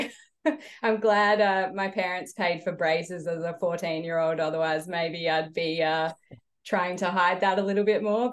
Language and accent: English; Adelaide, South Australia, Australia; I grew up in Adelaide